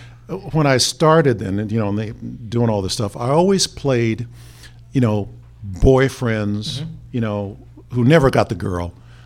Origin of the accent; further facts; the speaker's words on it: Pasadena, California, United States; also born or lived in San Francisco; I grew up in Pasadena, California.